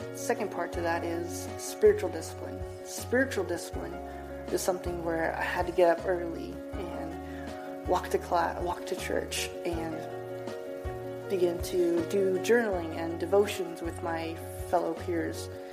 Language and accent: English; Reedsport, Oregon, United States; I was born in a small town of Reedsport, Oregon